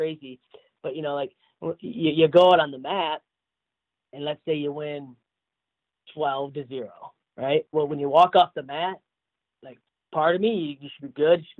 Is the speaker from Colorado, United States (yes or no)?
no; Davison, Michigan, United States; also born or lived in Goodrich, Michigan; now in Iowa, United States; I was born in Davidson, born and raised there